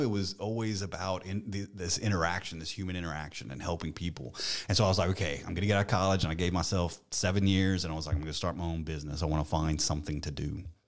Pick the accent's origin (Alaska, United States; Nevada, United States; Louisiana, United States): Louisiana, United States; Eunice; I was born in Eunice, um, and actually my family's from there.